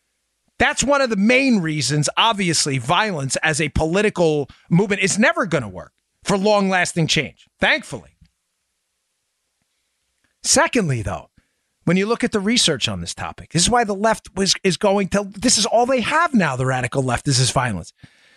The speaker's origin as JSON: {"language": "English", "region": "New York", "country": "United States", "tie": "born there", "said": "Gosh, I was born in New York, and I love the people in New York"}